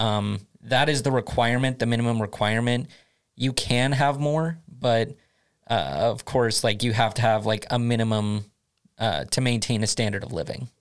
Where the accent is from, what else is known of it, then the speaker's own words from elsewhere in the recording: United States; moved away as an adult; now in Sweden; I come from the United States originally